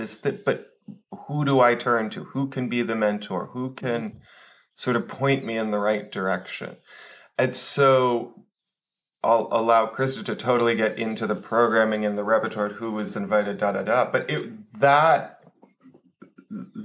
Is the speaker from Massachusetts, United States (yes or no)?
yes; outside of Boston, Massachusetts, United States; moved away; I grew up outside of Boston